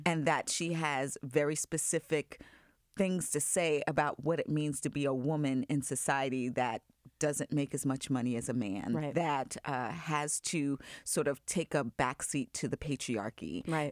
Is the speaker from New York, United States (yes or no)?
yes; Long Island, New York, United States; moved away; I grew up in Long Island